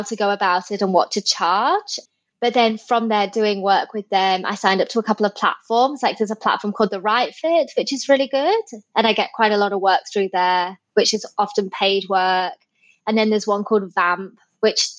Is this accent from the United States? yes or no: no; England, United Kingdom; moved away as an adult; now in Sydney, Australia; I am originally from England, but I've lived in Sydney, Australia for 10 years.